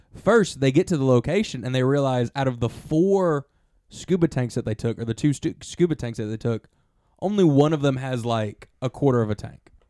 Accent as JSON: {"language": "English", "region": "Alabama", "country": "United States", "said": "we're from Alabama"}